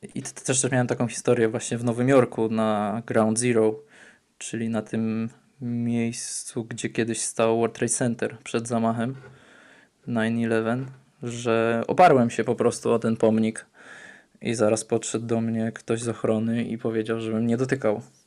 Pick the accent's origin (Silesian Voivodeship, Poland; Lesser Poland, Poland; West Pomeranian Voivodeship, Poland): Silesian Voivodeship, Poland; near Katowice; moved away; also born or lived in Warsaw, Poland / Atlanta, United States; jestem spod Katowic